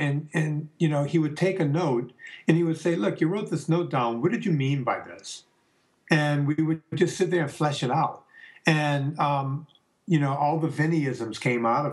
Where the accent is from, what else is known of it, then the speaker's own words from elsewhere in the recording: the South, United States; we're both Italians from the South